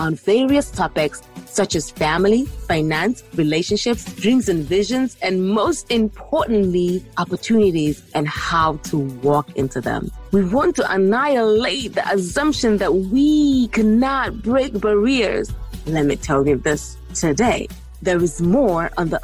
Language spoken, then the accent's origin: English; Gambia; moved away; also born or lived in Ghana; I am from Ghana, grew up in the Gambia